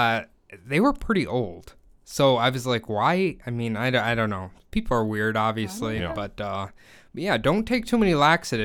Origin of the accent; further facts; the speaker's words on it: United States; being an American